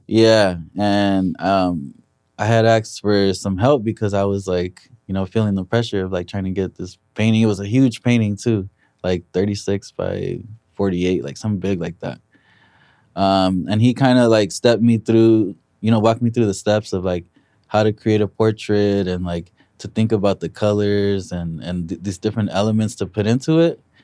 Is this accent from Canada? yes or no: no; Compton, California, United States; be from Compton and, yeah, rep my city